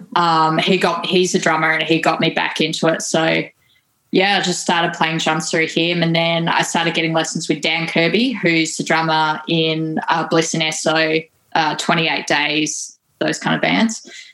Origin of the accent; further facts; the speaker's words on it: Tasmania, Australia; growing up in uh, Tassie.